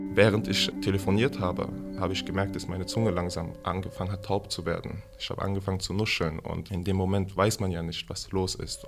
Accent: Hanau, Hesse, Germany; Ich bin hier in Hanau geboren am 1.9.1996.

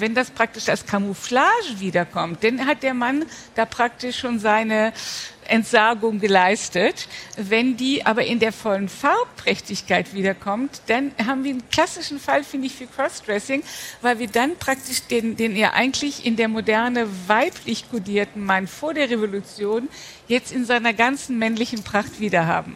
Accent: Rhineland, Germany; Also ich als Rheinländerin

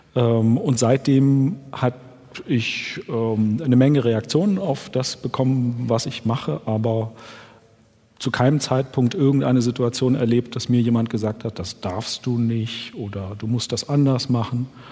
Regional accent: Germany; Ich bin in der DDR groß geworden

